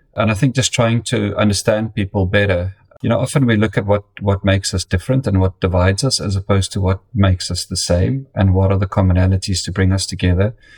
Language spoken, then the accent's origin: English; South Africa; moved away as an adult; also born or lived in United Kingdom; now in Connecticut, United States; I grew up in, in, in South Africa um, and then spent um, 10 years in the United Kingdom. And uh, it's my fourth year in the United States now